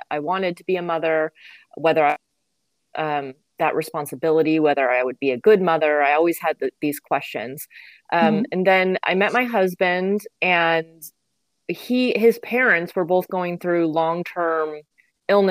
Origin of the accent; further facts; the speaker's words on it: California, United States; grew up in California